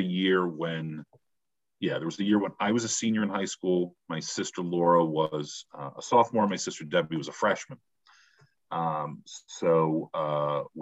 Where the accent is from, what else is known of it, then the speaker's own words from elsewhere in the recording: Cleveland, Ohio, United States; Cleveland is my hometown.